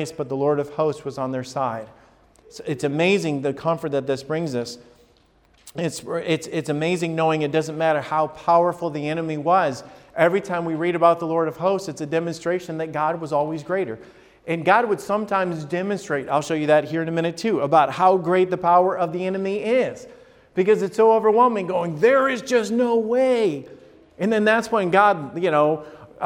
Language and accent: English; Huntsville or Decatur, Alabama, United States; now in Columbus, United States; I grew up in Huntsville or Decatur, Alabama